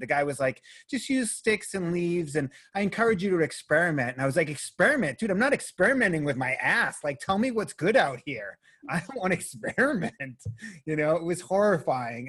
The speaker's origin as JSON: {"language": "English", "town": "Boston", "region": "Massachusetts", "country": "United States", "tie": "born or raised there", "said": "I was raised Catholic in Boston, Massachusetts"}